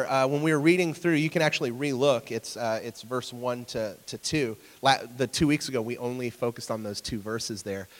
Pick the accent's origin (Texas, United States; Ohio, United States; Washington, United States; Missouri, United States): Ohio, United States; Sunbury; I'm from Sunbury